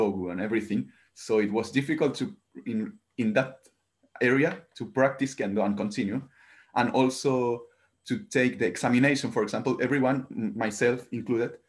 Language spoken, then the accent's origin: English; Santiago, Santiago Metropolitan Region, Chile; English is a second language; moved away as an adult; now in Japan; I'm from Santiago. It's like the biggest city, like the main city, the capital of Chile